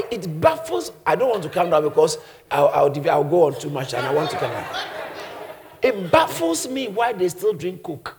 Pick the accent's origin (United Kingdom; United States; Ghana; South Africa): Ghana; moved away; Because I grew up in Ghana